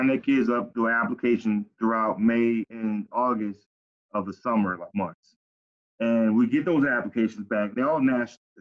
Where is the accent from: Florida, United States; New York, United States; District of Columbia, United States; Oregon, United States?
Florida, United States; Pompano Beach; Growing up in Cali City, Pompano